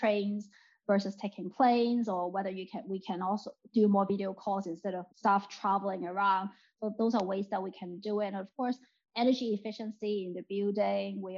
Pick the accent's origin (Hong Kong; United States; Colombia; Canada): Hong Kong; now in United Kingdom; I'm from Hong Kong, I'm Chinese